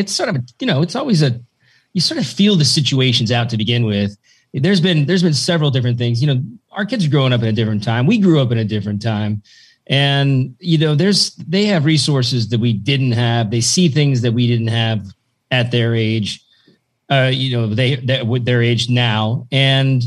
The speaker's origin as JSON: {"language": "English", "town": "Tillamook", "region": "Oregon", "country": "United States", "tie": "born or raised there", "said": "I grew up there. I grew up in Tillamook, Oregon, a bunch of farmers and loggers."}